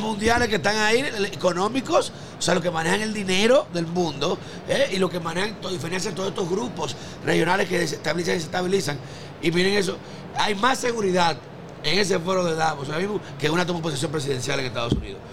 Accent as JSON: {"language": "Spanish", "country": "Dominican Republic", "said": "naciones pobres como la nuestra, como República Dominicana"}